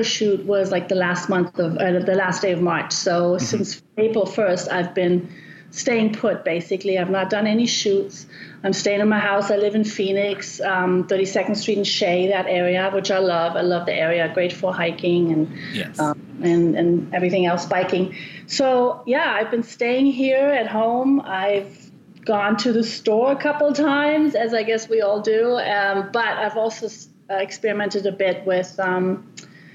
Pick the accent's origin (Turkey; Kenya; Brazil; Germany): Germany; moved away as an adult; also born or lived in Cambridge, United Kingdom; now in Arizona, United States; I was born and raised in Germany